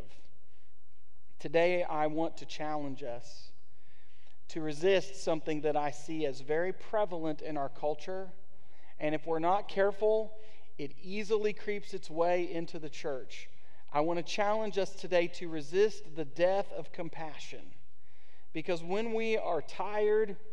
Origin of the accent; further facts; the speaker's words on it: United States; as an American